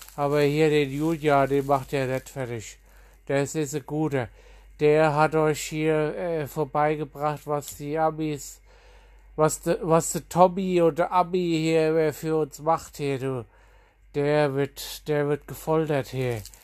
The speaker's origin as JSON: {"language": "German", "country": "Germany", "tie": "born or raised there", "said": "ich bin aufgewachsen in Sprettling an der Trinkhall und an der, an der Sprettlinger Landstraße in Sprettling"}